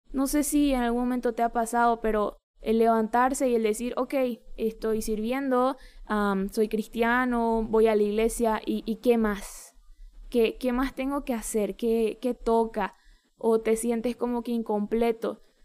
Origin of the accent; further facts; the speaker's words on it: Bolivia; un pastor demasiado significativo en mi país ha partido con el Señor